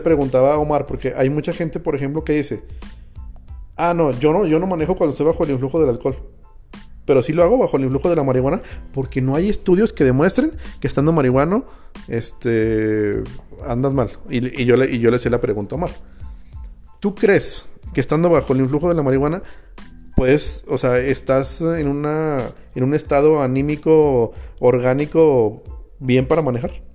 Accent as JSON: {"language": "Spanish", "town": "Jerez", "region": "Zacatecas", "country": "Mexico", "tie": "born or raised there", "said": "los que crecimos en Jerez, Zacatecas"}